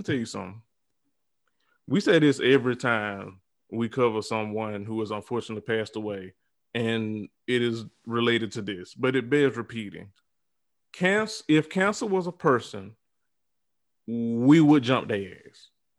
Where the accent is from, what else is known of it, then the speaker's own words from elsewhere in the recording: Deep South, United States; I am from the South, the deep South. I am in a big family with a whole bunch of Black women.